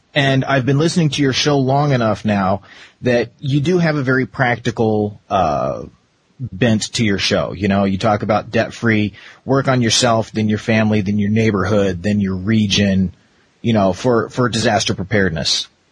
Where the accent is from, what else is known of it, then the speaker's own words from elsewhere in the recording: Arizona, United States; growing up in Arizona for so long